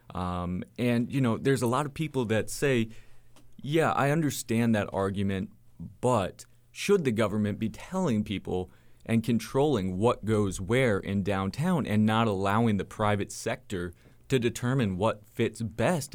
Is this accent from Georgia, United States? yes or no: yes; Atlanta, Georgia, United States; moved away; I've lived in Atlanta. I'm from Atlanta